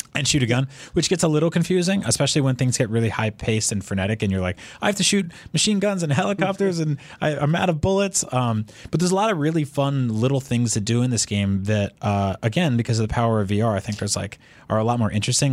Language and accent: English; United States; I grew up in America